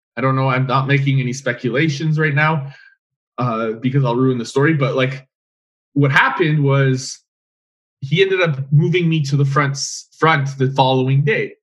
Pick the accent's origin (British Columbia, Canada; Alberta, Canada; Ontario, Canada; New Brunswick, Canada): Alberta, Canada; Edmonton; I'm mm from Edmonton.